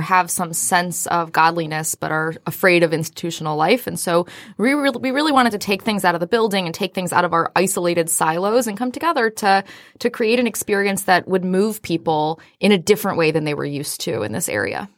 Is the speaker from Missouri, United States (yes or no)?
no; Austin, Texas, United States; now in Metro Detroit, United States; I hail from Austin, Texas